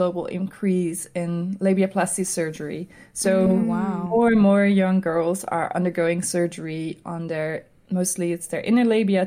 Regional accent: Amsterdam, North Holland, Netherlands; I'm an illustrator from Amsterdam, the Netherlands

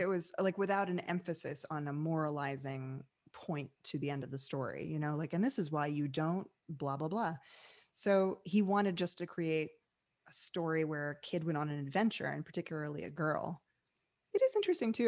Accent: New York City, New York, United States; moved away as an adult; now in Los Angeles, United States; I'm from New York City originally, uh, came out of the theater world

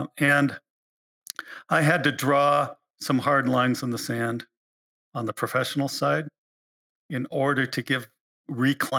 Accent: Alaska, United States; I was born in Alaska

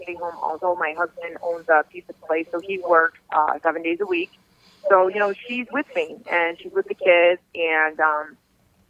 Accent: River Forest, Illinois, United States; also born or lived in Norridge, Illinois; I grew up in River Forest, living with my parents

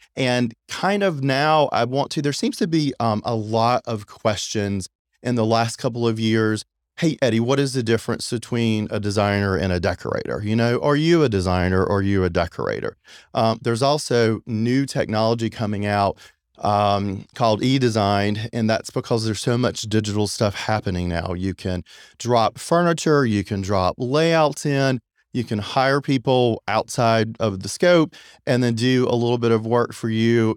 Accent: Apex, North Carolina, United States; also born or lived in Long Beach, California; I'm actually from Apex, North Carolina, so I'm very familiar with the Raleigh, Durham area and with Cary. I've been here forever.

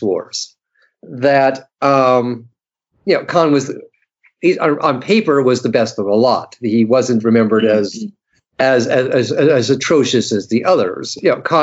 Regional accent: United States; I'm speaking as an American

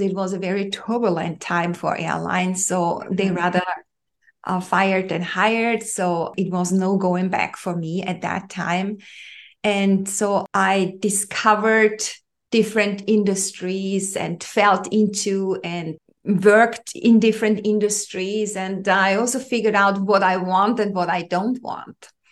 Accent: Austria; I grew up in Europe, in the heart of Europe, to be specific. I'm from Austria, where I'm living at at the moment

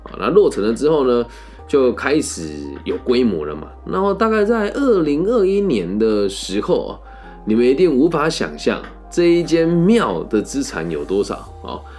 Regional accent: Changhua, Changhua County, Taiwan; 在我的家乡彰化

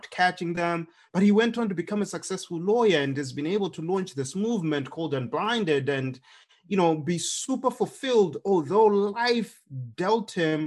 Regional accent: Zimbabwe; moved away as an adult; now in United States; when I was growing up in Zimbabwe

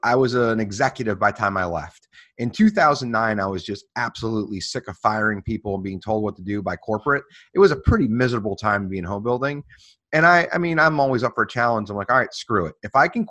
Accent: Florida, United States; moved away as an adult; also born or lived in Washington DC metro area / Charlottesville, Virginia; now in Richmond, United States; I grew up in Florida

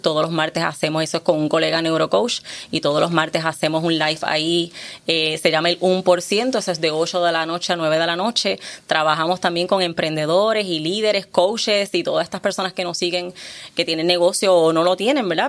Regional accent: Puerto Rico; now in Caguas, Puerto Rico; sigo siendo de Calle, pero estoy viviendo en Caguas

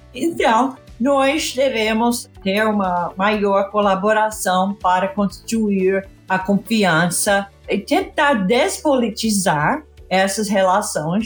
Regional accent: California, United States; Portuguese is a second language; moved away; Eu fiz para um programa de educação em Califórnia, que é a minha terra

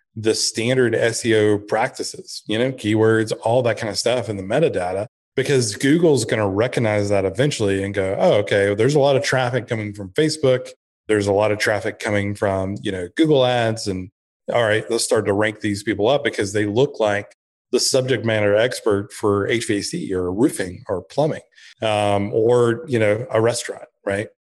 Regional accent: Blue Ridge, Georgia, United States; also born or lived in Texas; I grew up in Blue Ridge, Georgia, in the mountains

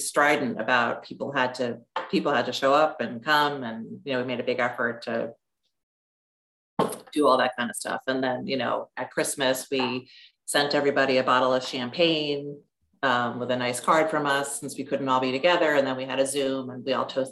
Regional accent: New York City, New York, United States; when I was a kid growing up on the Upper West Side of New York

